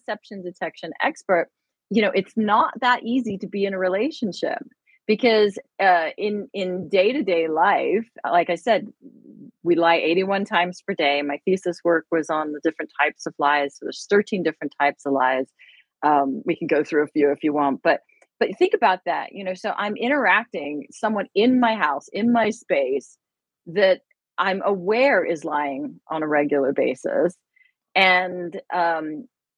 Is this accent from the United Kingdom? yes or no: yes; United Kingdom; moved away; I am British